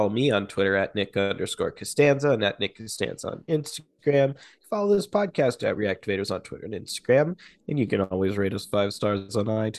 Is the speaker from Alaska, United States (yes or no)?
no; California, United States; I'm from the Bay all the way. You know, Boudin Bakery.